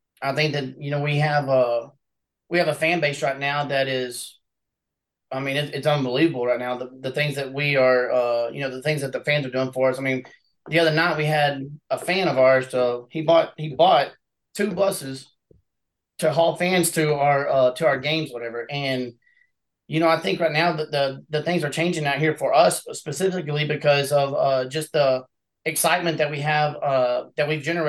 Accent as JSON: {"language": "English", "town": "Abbott", "country": "United States", "tie": "born or raised there", "said": "Yeah, you know what it is? It's a real tight-knit community, you know, very family-oriented and whatnot."}